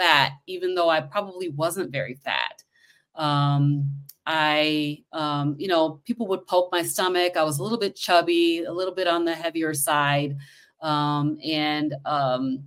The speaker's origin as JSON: {"language": "English", "town": "Kalamazoo", "region": "Michigan", "country": "United States", "said": "I'm from Michigan. Let me just say that. I'm from Kalamazoo, Michigan."}